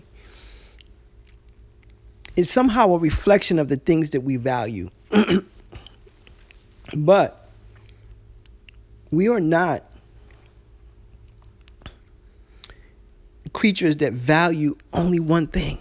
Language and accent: English; New York, United States; I remember as a little boy, you know, growing up in New York